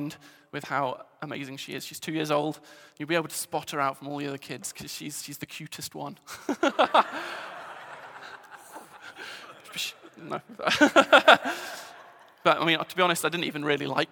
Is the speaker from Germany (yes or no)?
no; England, United Kingdom; moved away as an adult; now in Scotland, United Kingdom; You can probably tell from the accent, I'm an Englishman.